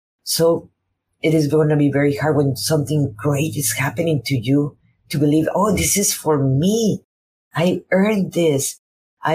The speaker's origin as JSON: {"language": "English", "country": "Mexico", "first_language": "Spanish", "second_language": "English", "moved": "yes", "lives_now": "United States", "said": "I'm a Mexican woman living in United States. My first language is Spanish."}